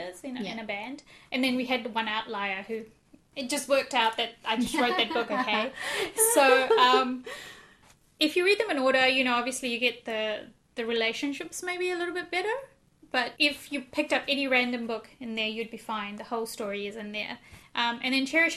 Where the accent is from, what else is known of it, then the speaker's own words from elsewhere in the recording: India; I'm Indian as well